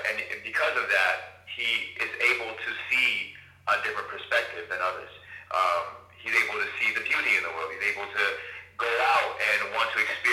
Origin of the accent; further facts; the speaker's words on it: Jamaica; But I'm also Jamaican.